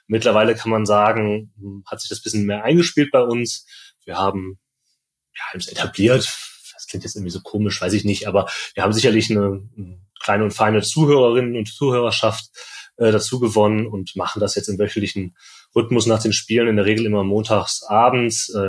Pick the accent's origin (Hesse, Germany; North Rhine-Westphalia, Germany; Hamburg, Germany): North Rhine-Westphalia, Germany; also born or lived in Munich; wir kommen größtenteils aus dem Speckgürtel von Düsseldorf, Tim ist der Einzige, der wirklich äh, quasi in Düsseldorf groß geworden ist.